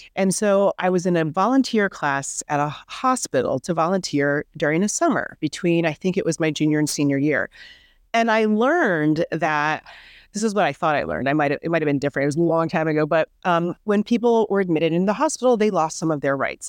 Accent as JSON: {"language": "English", "region": "Midwest", "country": "United States", "tie": "born or raised there", "said": "I grew up in the Midwest, the daughter of two pharmacists"}